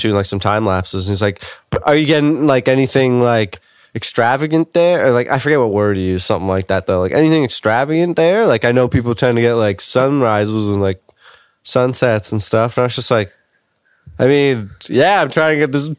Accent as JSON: {"language": "English", "country": "Canada", "said": "We're Canadian"}